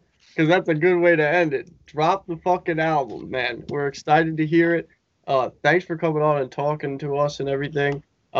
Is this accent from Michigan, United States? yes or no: no; New York, United States; I'm from New York